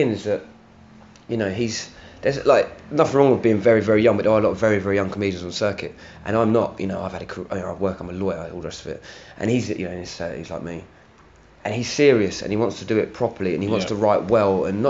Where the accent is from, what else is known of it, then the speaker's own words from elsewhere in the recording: London, United Kingdom; also born or lived in Hammersmith, London / Acton, London / New York; Moved to Barnet, North London, whole time a Barnet crew. Yeah, so I was not Barnet, North London, North London, a big gooner